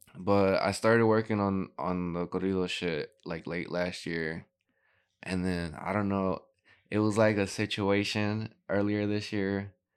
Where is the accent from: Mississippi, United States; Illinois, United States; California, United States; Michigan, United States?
Illinois, United States; Gurnee; also born or lived in Waukegan, Illinois; I grew up in Gurnee